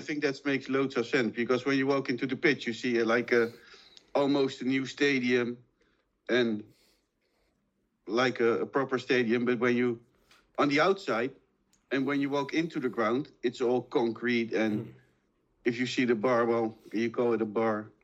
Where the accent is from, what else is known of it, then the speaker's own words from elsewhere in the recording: Málaga, Andalusia, Spain; I'm born in Malaga, I'm from Malaga, and I grew up with with Malaga